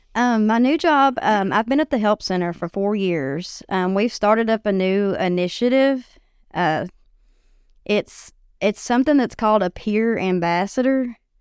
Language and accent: English; White Bluff, Tennessee, United States; I grew up in White Bluff. Um, went to school there